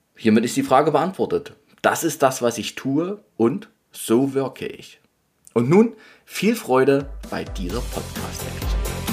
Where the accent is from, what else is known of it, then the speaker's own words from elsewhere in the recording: Dresden, Saxony, Germany; now in Leipzig, Germany; ich bin ja geborener Dresdner